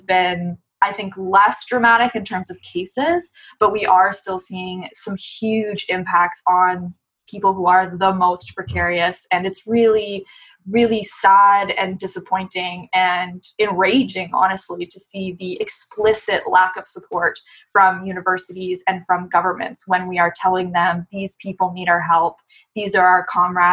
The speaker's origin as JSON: {"language": "English", "country": "Canada", "said": "a Canadian labor unionist"}